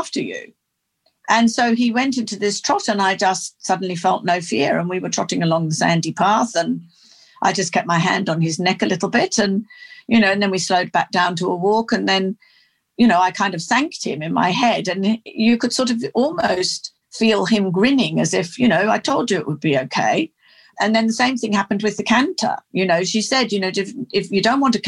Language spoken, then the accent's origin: English; near Oxford, South East England, United Kingdom; also born or lived in London; now in Australia; I grew up in England. I was born in London and then we had a country cottage near Oxford and then we moved there when I was eight and I pretty much did most of my growing up there